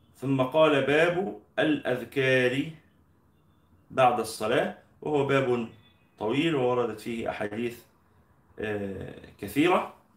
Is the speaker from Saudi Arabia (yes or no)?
no; Egypt; إحنا عندنا في مصر